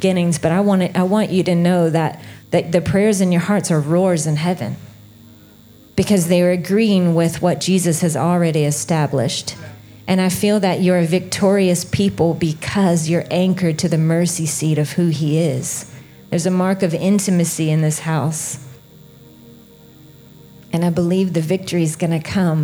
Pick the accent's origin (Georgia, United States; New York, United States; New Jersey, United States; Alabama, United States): Alabama, United States; moved away as an adult; now in Redding, United States; I am originally from Alabama. So I know that my voice sounds very different. I'm from the southernmost part of America